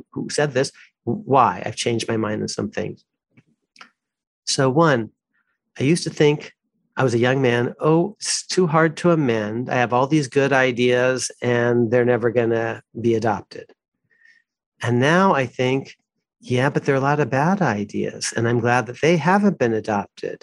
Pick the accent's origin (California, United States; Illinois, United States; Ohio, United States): California, United States; Walnut Creek; also born or lived in Midwest; I grew up in Walnut Creek, California